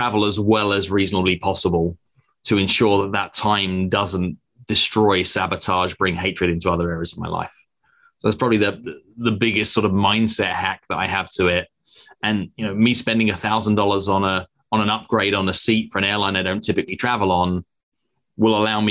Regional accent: England, United Kingdom; moved away; also born or lived in United States; I'm a British American now as well.

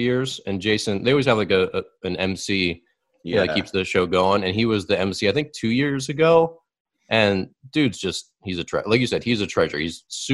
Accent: Baltimore, Maryland, United States; My dad loved watching the Orioles. I mean, we're from Baltimore

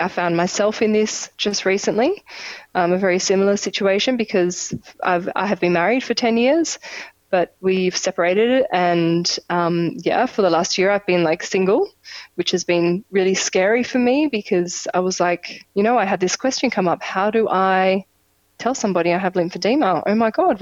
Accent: Australia; moved away; also born or lived in Europe; I'm Australian, I go home.

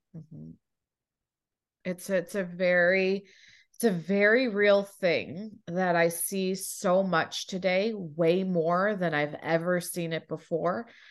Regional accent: Toronto, Ontario, Canada; now in United States; I was born in Toronto.

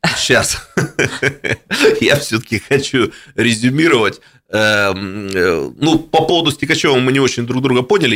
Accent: Irkutsk, Irkutsk Oblast, Russia; я как настоящий иркутянин

